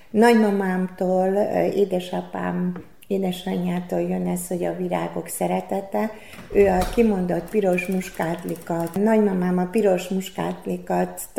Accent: Senta, Vojvodina, Serbia; moved away as an adult; also born or lived in Szeged, Hungary; az Szentán végezze, magyar, magyar nyelven végeztem.

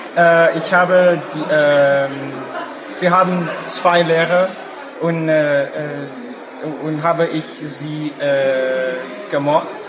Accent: Canada; German is a second language; ich komme aus Kanada

